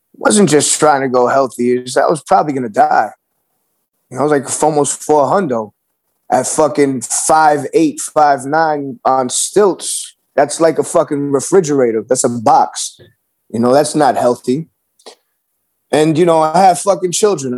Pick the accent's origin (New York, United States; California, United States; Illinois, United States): New York, United States; New York City; me growing up in New York City